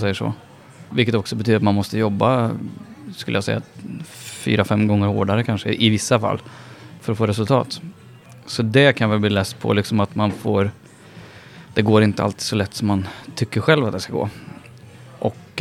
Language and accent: Swedish; Karlstad, Värmland, Sweden; I Karlstad, där jag kommer ifrån